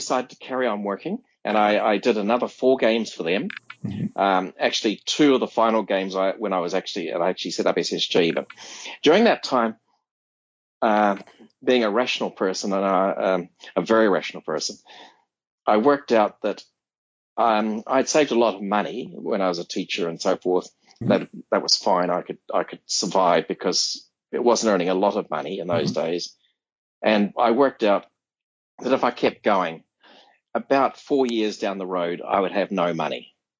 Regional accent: Sydney, New South Wales, Australia; now in United States; this is an Australian group. And where are you from? Oh, you're from Sydney. And one of the guys here, he lived in the same suburb as I did.

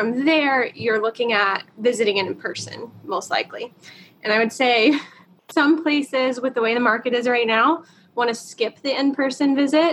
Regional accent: the Carolinas, United States; moved away; I am actually from the Carolinas

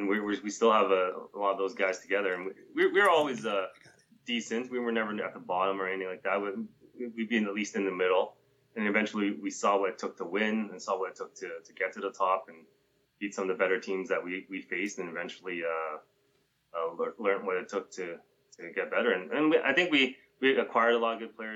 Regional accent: Edmonton, Alberta, Canada; Growing up in Edmonton, being born in Canada

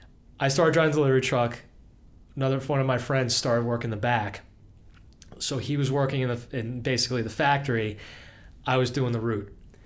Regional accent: Long Island, New York, United States; moved away as an adult; also born or lived in Rochester, New York; where I grew up on Long Island, we were maybe like a half hour outside of New York City.

